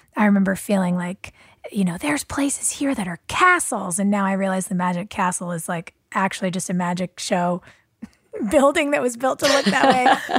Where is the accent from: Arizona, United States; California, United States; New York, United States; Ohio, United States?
California, United States; Los Angeles; I was kind of, you know, West Hollywood, Miracle Mile